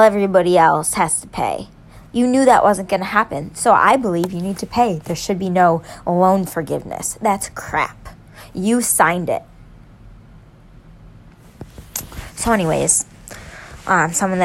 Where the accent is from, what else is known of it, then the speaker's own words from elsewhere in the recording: New York, United States; I'm a New Yorker, okay? I'm a conservative in New York